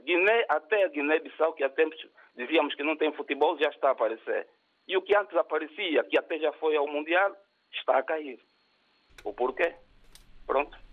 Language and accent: Portuguese; Angola; Eu sou angolano